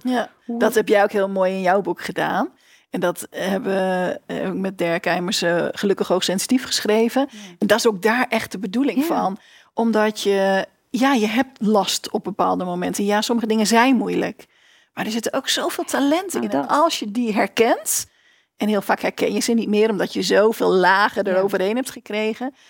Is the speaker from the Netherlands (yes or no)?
yes; Winschoten, Groningen, Netherlands; moved away as an adult; also born or lived in Enschede; ik groeide op in Winschoten, in eh, Oost-Groningen.